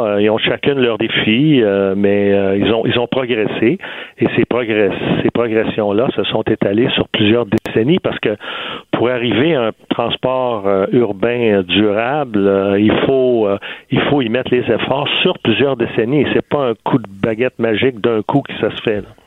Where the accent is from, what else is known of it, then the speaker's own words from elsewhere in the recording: Quebec City, Quebec, Canada; je suis, je suis de Québec